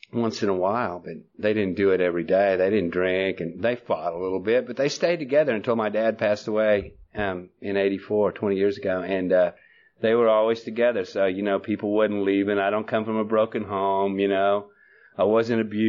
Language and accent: English; Oklahoma, United States; moved away as an adult; also born or lived in Norman, Oklahoma; now in Texas, United States; I was born in Oklahoma, and, you know, what a place to be born